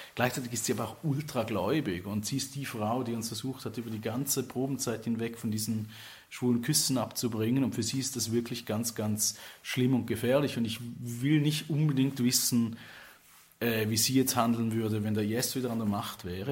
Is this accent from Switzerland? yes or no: yes; Switzerland; now in Ghent, Belgium; die man als Schweizer hat, aufgewachsen zu sein